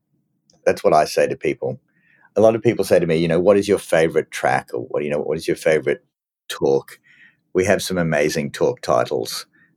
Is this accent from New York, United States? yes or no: yes; New York, United States; born there; I was born in New York. I had my bar mitzvah in New York. And I love New York.